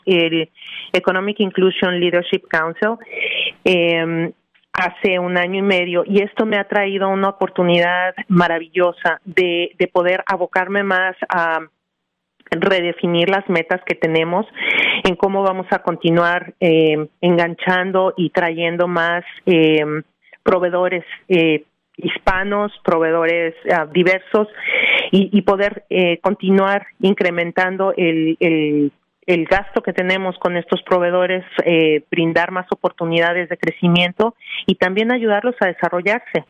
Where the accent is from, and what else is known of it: Mexico City, Mexico; born or raised there; moved away as an adult; now in New Jersey, United States